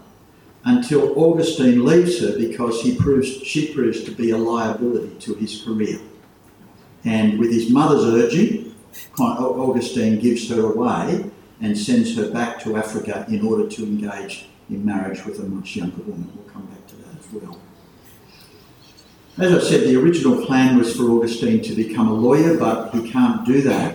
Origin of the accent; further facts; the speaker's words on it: Port Macquarie, New South Wales, Australia; When I was growing up in Port Macquarie Church